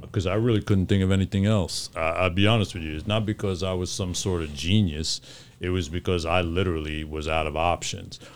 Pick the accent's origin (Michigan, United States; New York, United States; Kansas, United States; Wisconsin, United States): New York, United States; New York City; growing up in New York